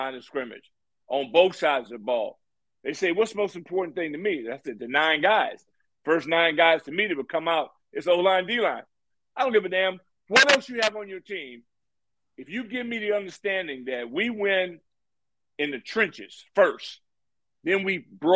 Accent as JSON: {"language": "English", "town": "Santa Ana", "region": "California", "country": "United States", "moved": "yes", "said": "I'm from Santa Ana, California, Orange County"}